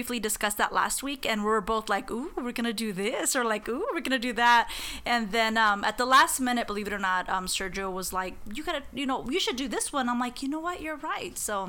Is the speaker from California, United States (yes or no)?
no; Arizona, United States; we're from Arizona